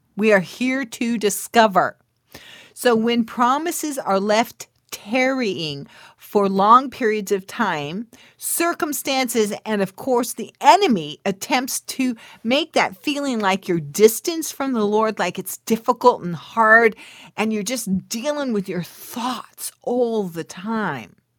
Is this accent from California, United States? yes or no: yes; California, United States; This is when we were living in California. I was born in California